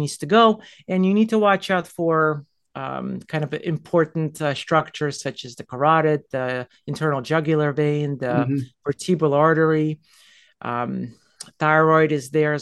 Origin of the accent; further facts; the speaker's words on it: United States; moved away as an adult; also born or lived in New York; now in Las Colinas, Texas, United States; I'm an East Coaster. I lived in New Jersey and New York